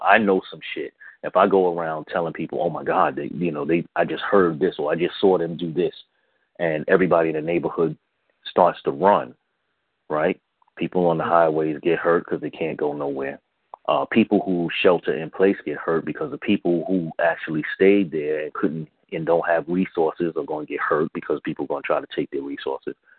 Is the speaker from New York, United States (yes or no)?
yes; New York City, New York, United States; I grew up in the South Bronx.